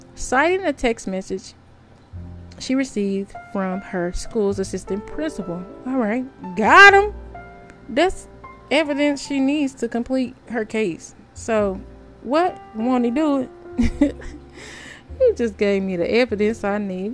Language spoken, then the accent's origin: English; United States; I'm an American.